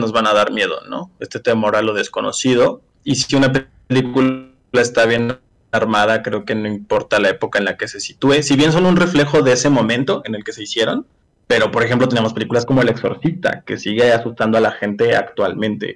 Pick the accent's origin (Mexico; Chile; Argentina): Mexico; yo siendo mexicano